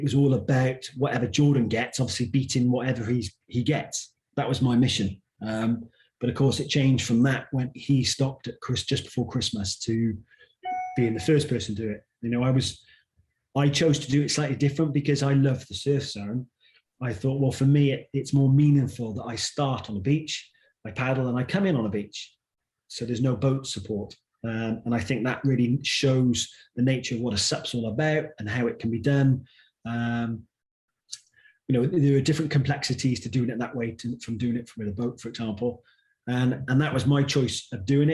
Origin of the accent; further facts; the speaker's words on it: Torquay, South West England, United Kingdom; my hometown of Torquay